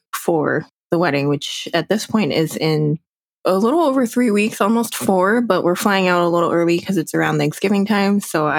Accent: New Jersey, United States; And I would do the same thing of like, I'm from New Jersey. What do you want?

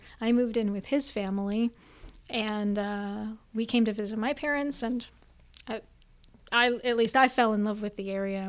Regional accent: Allentown, Pennsylvania, United States; moved away

